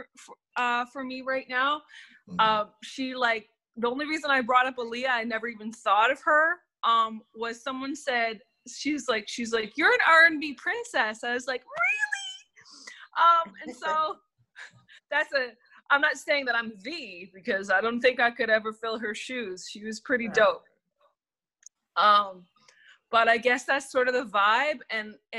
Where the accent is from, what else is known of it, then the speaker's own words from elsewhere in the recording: Nova Scotia, Canada; I am from Nova Scotia, Canada